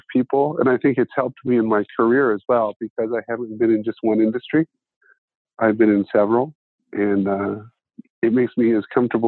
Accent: Ada, Ohio, United States; There are 2,500 people in my hometown, and I graduated from a class of 73.

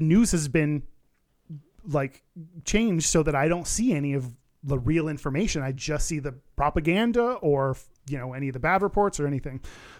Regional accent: Qatar; Should all of us gay Qataris emigrate? I have thought of that, but this is my home country. I love my country and I'm proud of it and I don't have anywhere else to go.

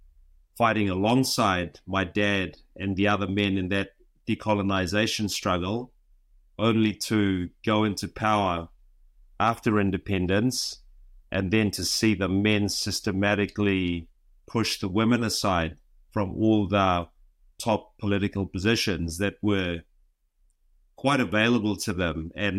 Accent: Vanuatu; now in New Zealand; Well, I'm from Vanuatu. I've lived in New Zealand for most of my life.

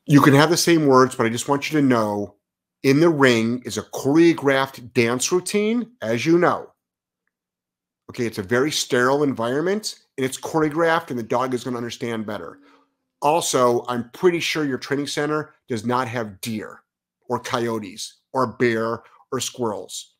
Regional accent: Lyndhurst, Ohio, United States; moved away as an adult; now in Providence, United States; I'm from Ohio

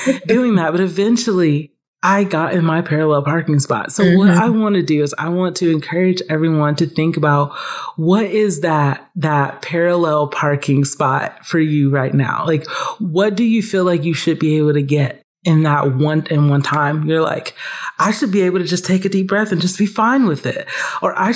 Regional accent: Atlanta, Georgia, United States; growing up in Atlanta

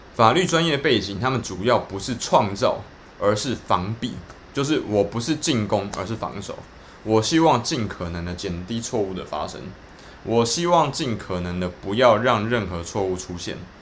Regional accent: Taiwan; 我们台湾人很多的这个产业的这种商人在跟政府在， 政府的代表在沟通的时候，常常遇到那种无限的回圈的问题哦

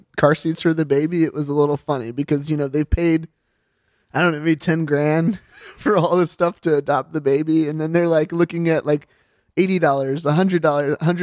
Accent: the South, United States; I grew up in the South.

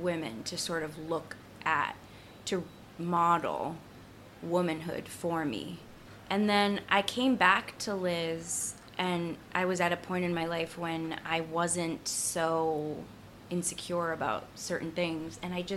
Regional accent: Boston, Massachusetts, United States; Jamaica Plain

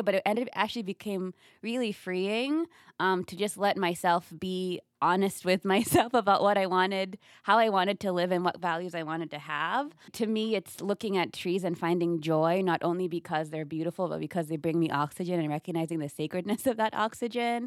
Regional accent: Kenya; also born or lived in upstate New York; now in United States; I was born in America, but I grew up mainly in, in Kenya, then I moved back to America

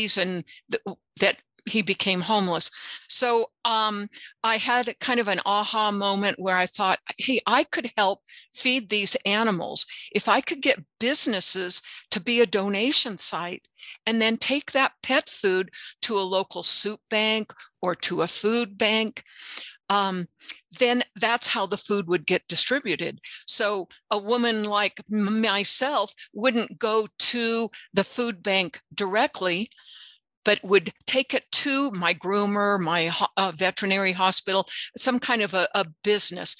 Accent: United States; like so many other Americans

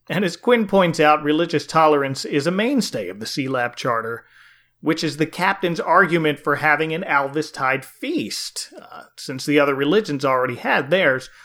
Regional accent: New Jersey, United States; growing up in New Jersey

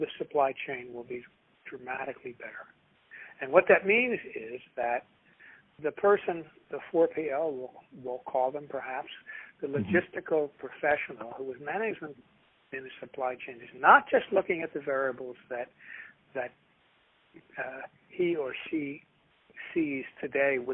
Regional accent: Philadelphia, Pennsylvania, United States; I'm from West Philadelphia

